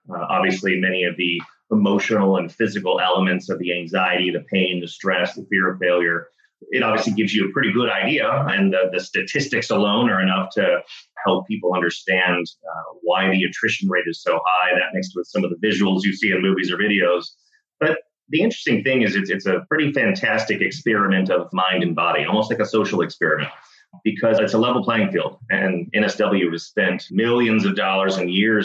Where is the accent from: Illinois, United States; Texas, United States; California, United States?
Texas, United States; Dallas; I grew up in Dallas, Texas